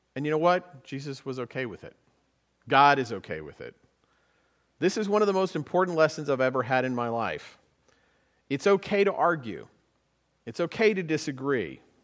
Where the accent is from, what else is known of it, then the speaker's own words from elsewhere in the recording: Alaska, United States; now in Virginia, United States; I'm from Alaska